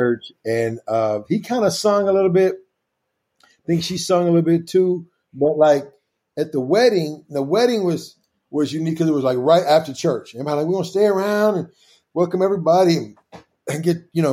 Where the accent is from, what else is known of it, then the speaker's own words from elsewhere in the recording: Kansas City, Missouri, United States; the church where I grew up at in Kansas City